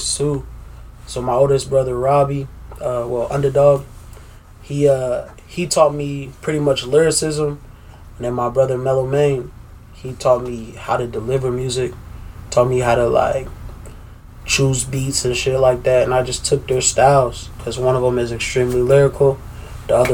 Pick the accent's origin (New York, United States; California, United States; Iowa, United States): Iowa, United States; Des Moines; I'm from Des Moines, Des Moines, Iowa. Born and raised.